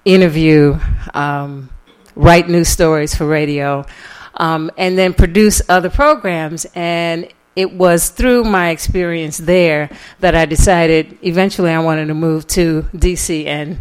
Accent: New York City, New York, United States; I grew up in New York City

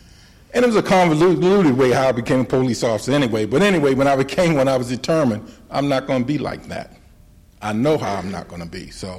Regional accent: Cherry Hill, New Jersey, United States; I was raised in Cherry Hill, by the way.

